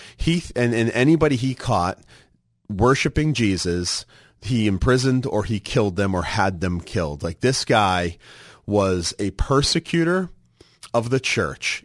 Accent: Massachusetts, United States; moved away; growing up in Massachusetts, we had the blue laws.

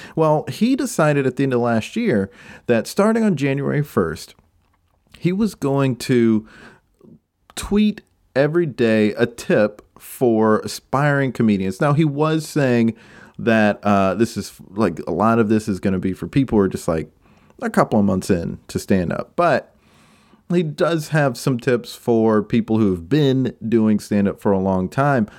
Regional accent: Spartanburg, South Carolina, United States; I'm from Spartanburg, South Carolina

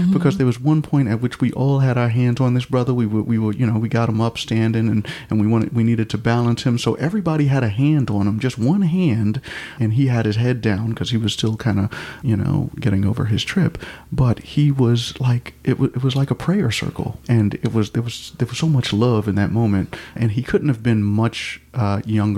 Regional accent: New York, United States; moved away; I am from New York, and you know, in New York we ignore people when they're going crazy

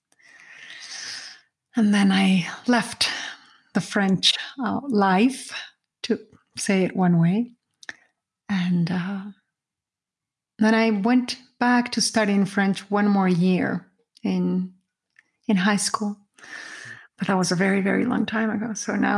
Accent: Mexico; I am from Mexico. I was born in Mexico.

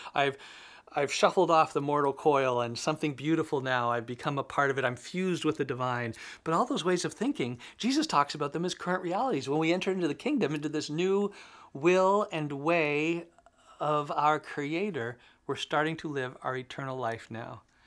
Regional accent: Canada; As a Canadian, I guess I could say I belong to Canada

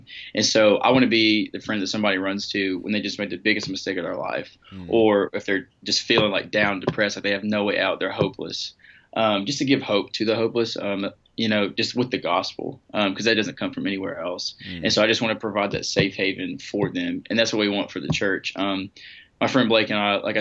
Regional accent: Kingsport, Tennessee, United States; I'm from Kingsport, Tennessee

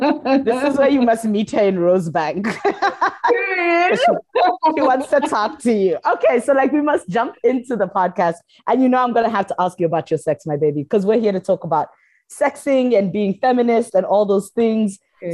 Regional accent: Kenya; So I'm from Kenya, and I knew these twins.

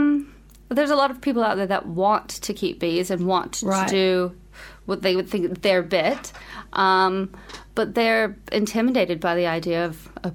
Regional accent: United States; moved away as an adult; now in Wellington, New Zealand; as an American

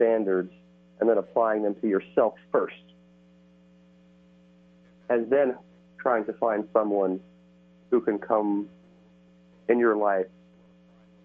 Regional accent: Midwest, United States; now in California, United States; I grew up in the Midwest, and I've lived out here in California for some time now

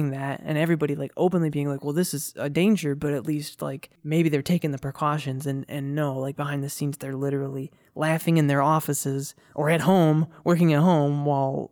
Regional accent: Flint, Michigan, United States; growing up in the Flint water crisis

